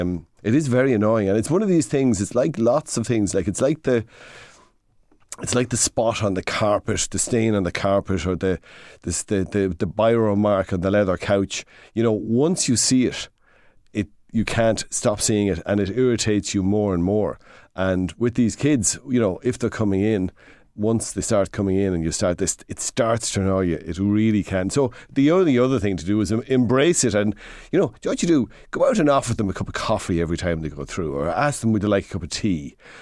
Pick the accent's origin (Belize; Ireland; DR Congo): Ireland; Midlands; We come from the Midlands.